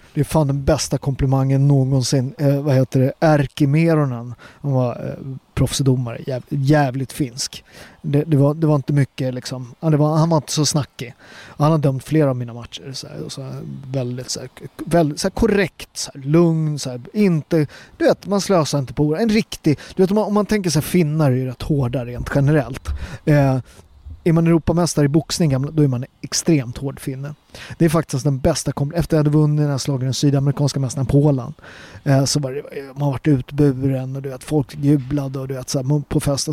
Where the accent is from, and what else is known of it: Sweden; born or raised there